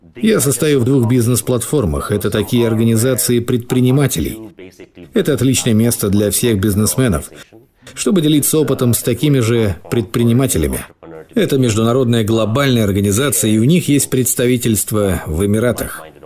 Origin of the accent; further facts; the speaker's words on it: Singapore; moved away as an adult; now in Dubai, United Arab Emirates; Я сам родом из Сингапура